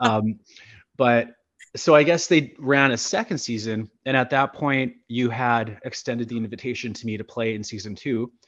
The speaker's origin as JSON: {"language": "English", "area": "Sulacote", "region": "Manitoba", "country": "Canada", "tie": "born or raised there", "also_born_or_lived": "Winnipeg", "said": "I grew up in Sulacote"}